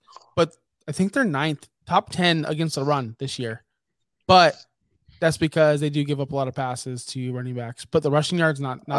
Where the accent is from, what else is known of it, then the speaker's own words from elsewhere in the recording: Tampa, Florida, United States; we're literally from Tampa, the most uncultured city in America.